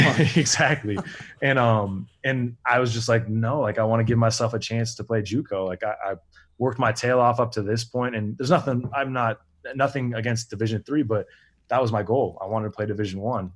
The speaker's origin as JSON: {"language": "English", "town": "Iowa City", "region": "Iowa", "country": "United States", "tie": "born or raised there", "also_born_or_lived": "Washington", "said": "that's my hometown too. So Iowa City"}